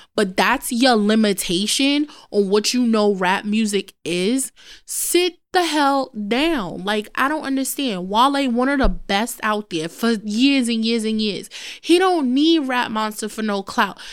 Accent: New York City, New York, United States; also born or lived in Bronx, New York / Peru (heritage); I am a Brooklyn girl

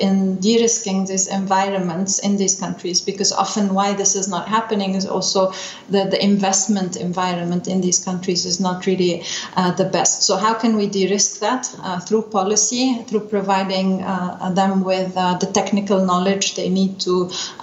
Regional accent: Lebanon; moved away as an adult; now in Vienna, Austria; I'm from Lebanon originally

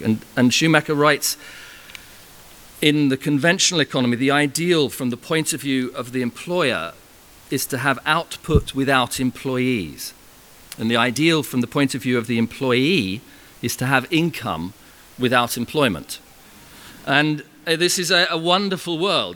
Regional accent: Farnham, South East England, United Kingdom; my hometown in Farnham

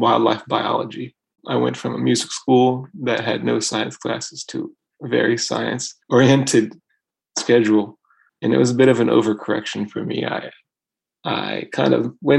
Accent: Louisville, Kentucky, United States; moved away; also born or lived in Boston, Massachusetts; I grew up in Louisville, Kentucky

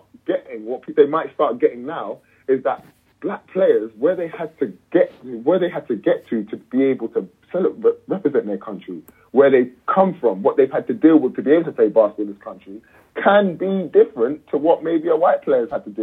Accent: London, United Kingdom; I'm from London. I grew up partly in East London and partly in North London, Northwest London, to be exact.

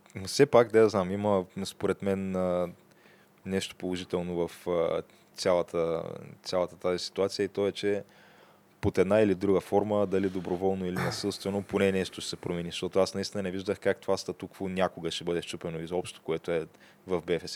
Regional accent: Bulgaria; аз съм българин

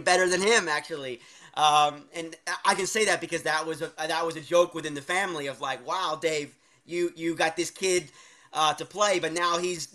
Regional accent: Allentown, Pennsylvania, United States; I was growing up in Allentown, Pennsylvania

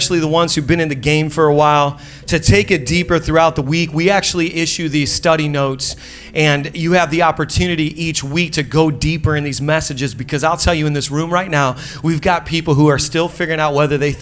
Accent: Indiana, United States; moved away; We're originally from Indiana

